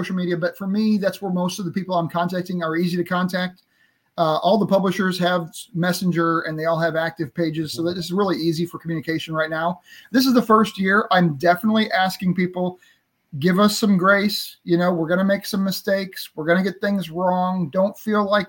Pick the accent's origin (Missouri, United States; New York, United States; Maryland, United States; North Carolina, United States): Missouri, United States; St. Louis; I'm from St. Louis area here